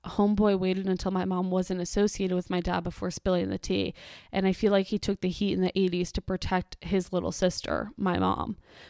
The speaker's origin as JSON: {"language": "English", "town": "Miami", "region": "Florida", "country": "United States", "tie": "born or raised there", "said": "In the 90s, when we were growing up in Miami, I was but a tot."}